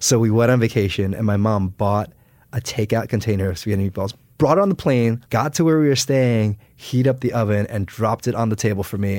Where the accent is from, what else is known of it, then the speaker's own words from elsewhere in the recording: United States; I was born and raised in the United States.